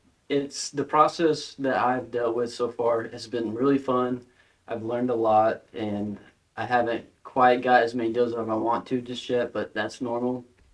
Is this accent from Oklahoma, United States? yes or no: yes; Tahlequah, Oklahoma, United States; Like you said, I am from Tahlequah. I grew up here, been here all my life.